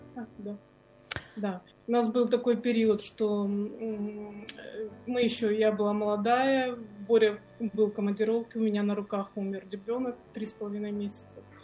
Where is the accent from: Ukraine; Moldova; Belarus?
Ukraine; also born or lived in Tyumen, Russia; я сама с Украины